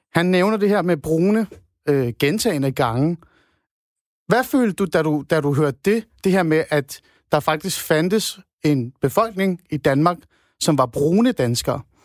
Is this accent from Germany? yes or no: no; Iran; now in Denmark; jeg kommer oprindeligt fra Iran, som en, et brun dansker